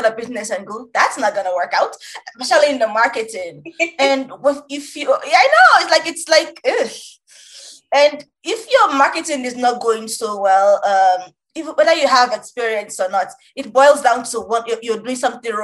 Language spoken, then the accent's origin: English; Nigeria; I'm Nigerian